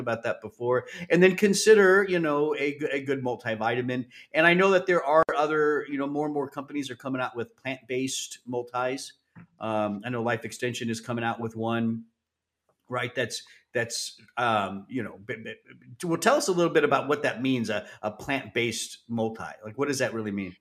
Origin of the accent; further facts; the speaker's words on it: Southern California, United States; growing up in Southern California